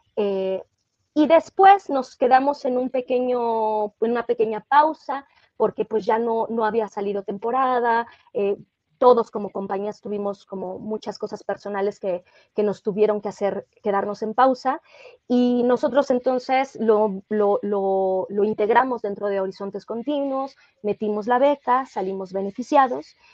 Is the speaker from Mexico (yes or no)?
yes; Mexico